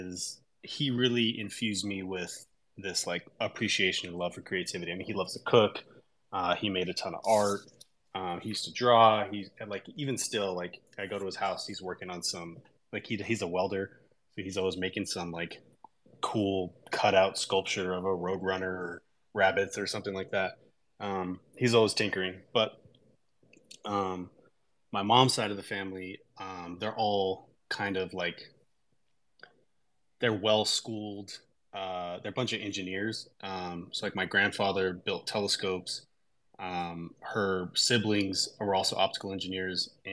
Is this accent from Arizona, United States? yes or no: yes; Tucson, Arizona, United States; moved away; I was born and raised in Tucson, Arizona, in actually a little rural shitty town just on the outside of Tucson, Arizona